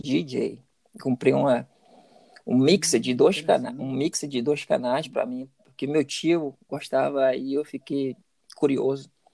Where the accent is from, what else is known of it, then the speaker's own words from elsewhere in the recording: Salvador, Bahia, Brazil; moved away as an adult; now in United States; eu nasci, cresci em Salvador e sou, sou garoto de Salvador.